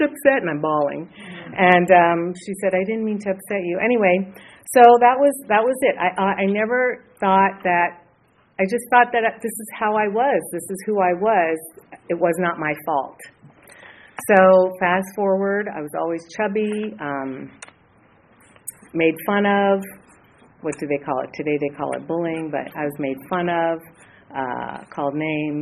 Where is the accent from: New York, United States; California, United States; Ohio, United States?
California, United States; Los Angeles; I grew up in Hollywood.